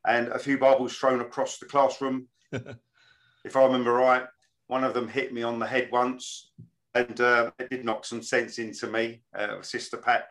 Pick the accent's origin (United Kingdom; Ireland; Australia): United Kingdom; London; accent: London; moved away as an adult; also born or lived in Islington, London; now in Norfolk, United Kingdom; I was born in Islington, North London, and then grew up and the rest of my days in Hackney, on the borders of East London. So, yeah, a Londoner through and through, really.